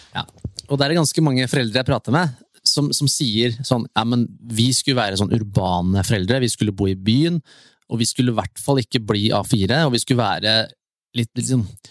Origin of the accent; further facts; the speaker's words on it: near Tusenfryd, Akershus, Norway; Jeg bor jo nå ute ved Tusenfryd, der jeg vokste opp